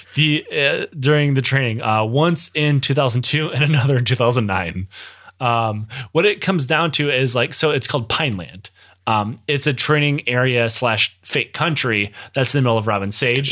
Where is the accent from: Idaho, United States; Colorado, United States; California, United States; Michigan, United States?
Michigan, United States; growing up in Michigan, if I, I could leave the country at the twenty-minute drive because it lives so close to Canada